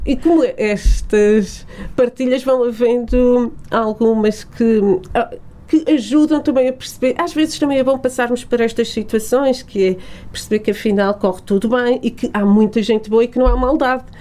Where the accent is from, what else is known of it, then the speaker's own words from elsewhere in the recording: Portugal; also born or lived in Lisbon; Nós, portugueses, somos muito bairristas